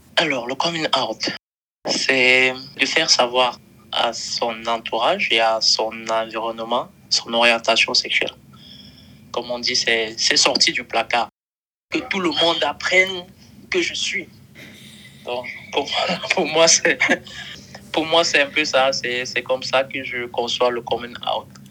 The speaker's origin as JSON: {"language": "French", "country": "Cameroon", "moved": "yes", "lives_now": "Bamako, Mali", "said": "d'origine camerounaise"}